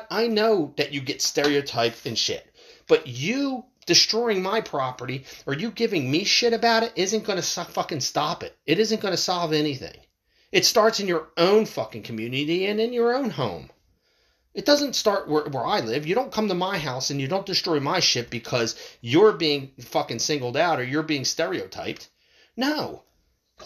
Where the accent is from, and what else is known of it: United States